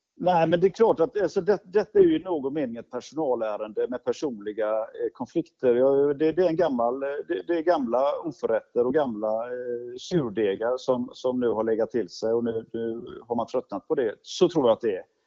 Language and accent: Swedish; Gothenburg, Västra Götaland, Sweden; Jag kan säga jag kommer från Göteborg och har ju levt och verkat i Göteborg i, i hela mitt liv.